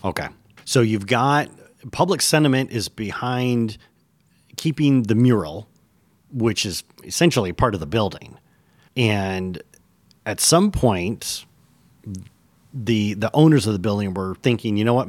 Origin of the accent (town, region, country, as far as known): Michigan, United States; born or raised there; moved away as an adult